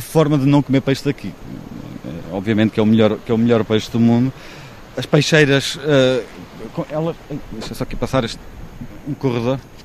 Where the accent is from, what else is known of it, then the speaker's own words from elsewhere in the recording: Figueira da Foz, Coimbra District, Portugal; also born or lived in Florence, Italy / Praia da Barra; now in Vila do Conde area, Portugal; Sou da Figueira, vivi na, na Praia da Barra, custou-me ah, a ausência de mar quando vivi em Florença durante quatro anos